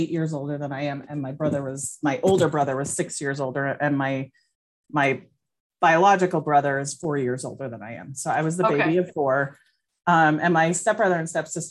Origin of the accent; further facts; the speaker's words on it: Albuquerque, New Mexico, United States; I grew up in Albuquerque and we lived by the river in the Bosque.